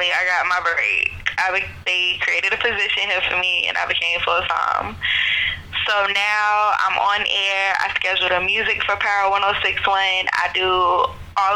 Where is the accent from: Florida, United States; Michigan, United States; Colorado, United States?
Florida, United States; Jacksonville; I am from Jacksonville, I moved away in 2006 and I didn't come back till 2013